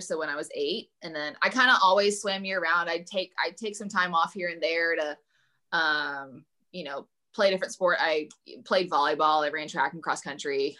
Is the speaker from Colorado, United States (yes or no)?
no; Evansville, Indiana, United States; commuting to evansville my hometown